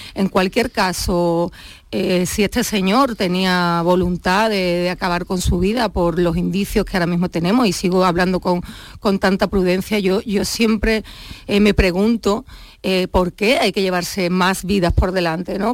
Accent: Huelva, Andalusia, Spain; now in Cádiz, Spain; soy de Huelva, ¿eh? que muchas veces ya siempre, hablo de Cádiz y, y me olvido de mi patria chica onubense

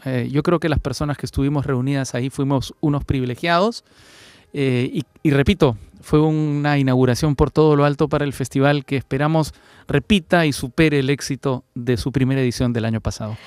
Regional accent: Peru; Fernando y yo somos peruanos

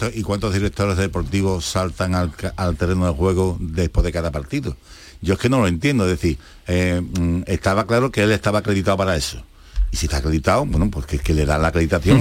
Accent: Seville, Andalusia, Spain; como sevillano, como andaluz

